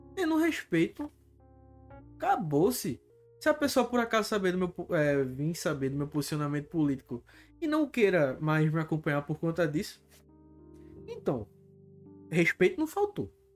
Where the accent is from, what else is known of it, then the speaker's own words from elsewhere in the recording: Alto da Bondade, Recife area, Pernambuco, Brazil; sou do Alto da Bondade